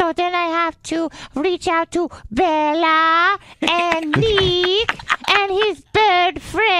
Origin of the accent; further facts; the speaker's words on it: Venezuela; now in United States; I'm not even from America. We don't do Thanksgiving in Venezuela.